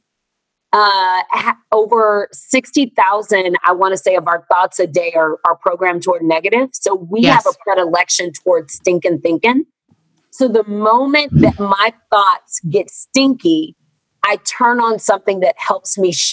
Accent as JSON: {"language": "English", "region": "Texas", "country": "United States", "moved": "as an adult", "lives_now": "Los Angeles, United States", "said": "I'm from Texas. I moved to LA last year, but I'm from Texas."}